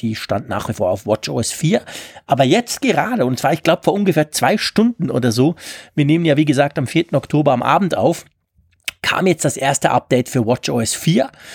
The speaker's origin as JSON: {"language": "German", "country": "Switzerland", "said": "Bei uns in der Schweiz"}